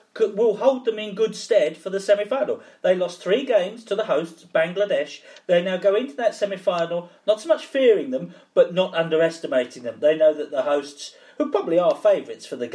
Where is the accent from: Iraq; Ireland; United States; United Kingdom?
United Kingdom; England; now in Pakistan; as an Englishman myself, with West Indian affiliations